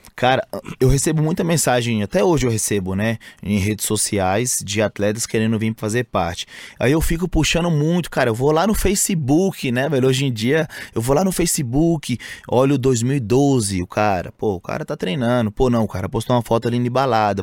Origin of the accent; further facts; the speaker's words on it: Montes Claros, Minas Gerais, Brazil; moved away as an adult; now in São Paulo, Brazil; Eu saí de Montes Claros, né? Uma cidade pacata, interior de Minas